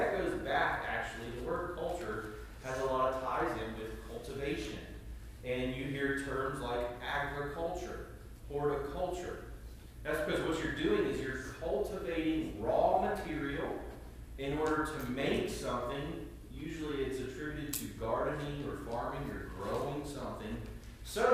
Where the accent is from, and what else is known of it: United States; also born or lived in Ireland; now in Batesburg-Leesville, United States